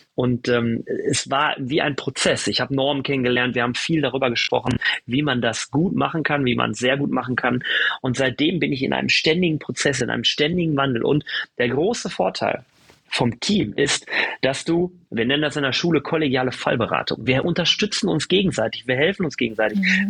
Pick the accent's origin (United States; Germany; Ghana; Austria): Germany; Wir sind in Deutschland geboren, in Europa